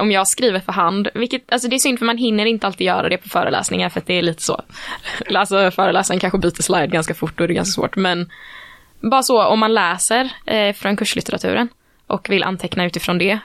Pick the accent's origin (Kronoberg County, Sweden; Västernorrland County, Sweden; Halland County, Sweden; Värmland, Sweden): Kronoberg County, Sweden; Växjö; now in Gothenburg, Sweden; Jag är från en mindre stad, eh, ju, från Växjö